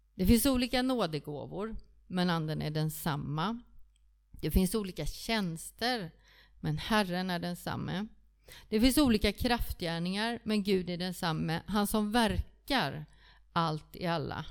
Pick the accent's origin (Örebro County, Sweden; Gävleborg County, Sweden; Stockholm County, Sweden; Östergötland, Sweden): Stockholm County, Sweden; Stockholm; also born or lived in Kungsbacka; now in Frillesås, Sweden; Jag är från Stockholm